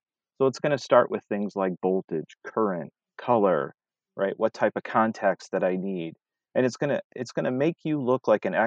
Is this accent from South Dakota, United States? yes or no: no; Detroit, Michigan, United States; I'm from Detroit